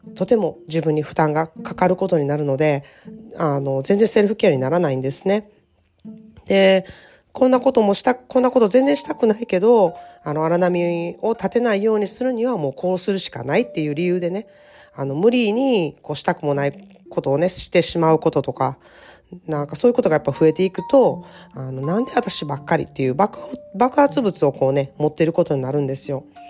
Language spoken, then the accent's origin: Japanese; Japan; moved away as an adult; now in California, United States; かつては私も日本人として、あの、アメリカっていう外国で暮らしている人だったんですけれどもね、アメリカに30年も住んでいるとですね